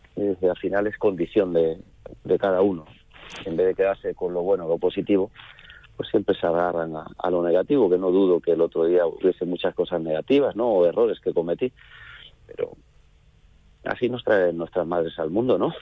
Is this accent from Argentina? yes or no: no; Córdoba, Andalusia, Spain; aquí en mi plaza, en mi tierra, en Córdoba